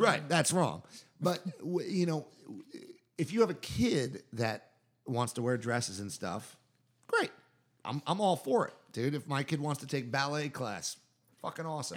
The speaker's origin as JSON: {"language": "English", "area": "Jersey Shore", "region": "New Jersey", "country": "United States", "tie": "born or raised there", "also_born_or_lived": "New York", "moved": "as an adult", "lives_now": "Durham, United States", "said": "I grew up on the Jersey Shore."}